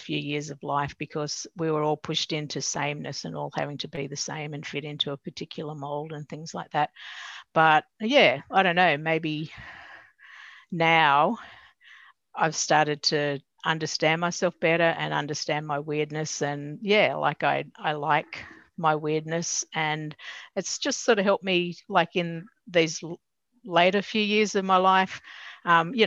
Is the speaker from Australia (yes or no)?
yes; Newcastle, New South Wales, Australia; I grew up in Newcastle.